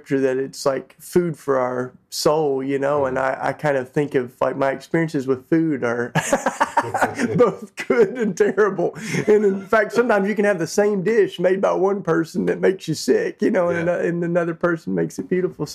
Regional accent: Tennessee, United States; I grew up in Tennessee, which is down south

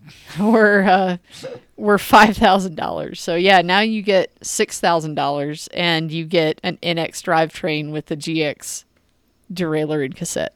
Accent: United States; I'm American

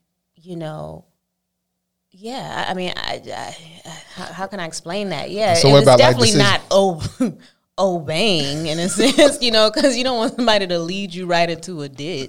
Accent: Oakland, California, United States; Oakland, California.

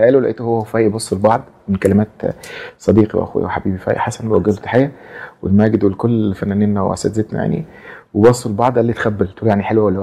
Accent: Egypt; ان انا كملحن خليجي كملحن مصري اشتغل مع عمالقه

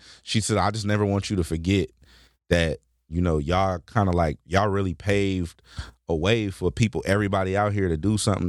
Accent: Carson, California, United States; You know, I'm from Carson.

